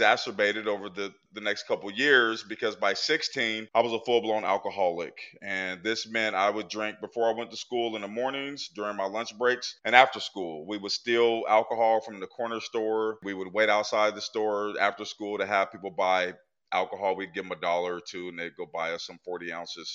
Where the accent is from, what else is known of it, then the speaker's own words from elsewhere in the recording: Portland, Oregon, United States; now in Pennsylvania, United States; I grew up in Portland, Oregon in the 80s